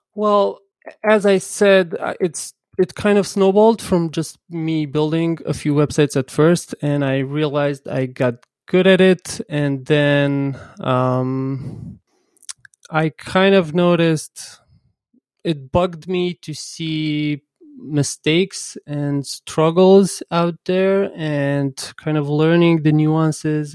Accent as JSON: {"language": "English", "region": "Bucharest", "country": "Romania", "said": "I'm from Bucharest, but I work with photographers and photo agencies across the world."}